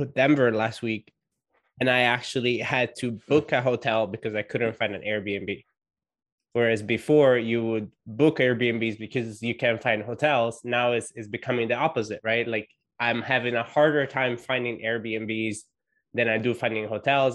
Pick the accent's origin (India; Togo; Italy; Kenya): Italy; being Italian